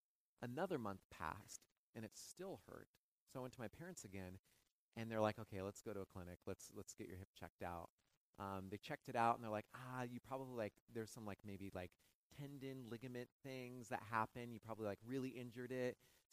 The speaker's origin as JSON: {"language": "English", "region": "West Coast", "country": "United States", "said": "I'm from the West Coast. I'll fly a lot to go back."}